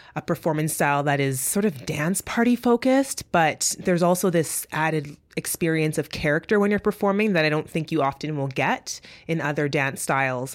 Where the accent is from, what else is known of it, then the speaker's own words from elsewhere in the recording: Winnipeg, Manitoba, Canada; first language English; I'm from Winnipeg, Manitoba, and that I'm a first generation Canadian